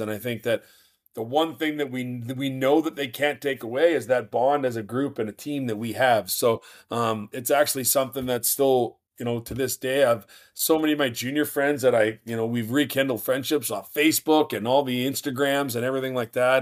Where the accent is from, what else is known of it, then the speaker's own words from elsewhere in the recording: Moose Jaw, Saskatchewan, Canada; moved away; also born or lived in Minot, North Dakota; my hometown of Moose Jaw, Saskatchewan